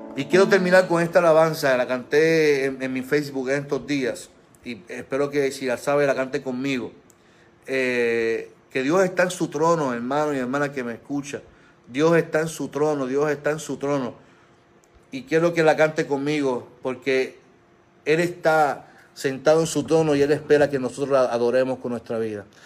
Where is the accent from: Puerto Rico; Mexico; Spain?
Puerto Rico; como pueblo puertorriqueño